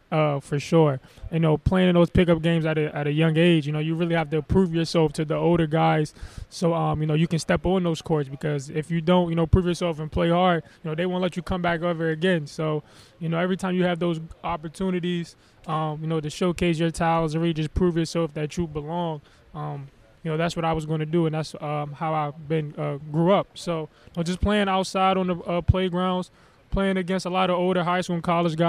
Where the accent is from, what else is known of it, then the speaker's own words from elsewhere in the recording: Upper Marlboro, Maryland, United States; obviously growing up, I would always go to the Washington Wizards game. That was our hometown team.